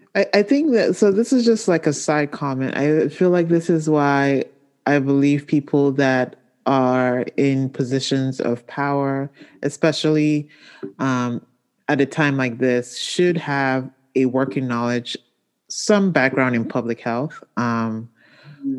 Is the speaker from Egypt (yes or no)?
no; Nigeria; moved away; my home country of Nigeria